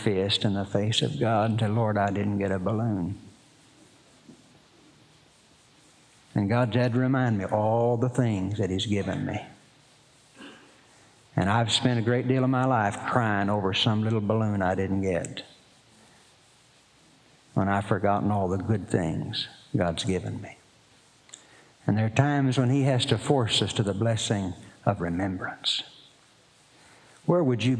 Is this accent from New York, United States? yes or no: no; Poteau, Oklahoma, United States; I was born in Poto, Oklahoma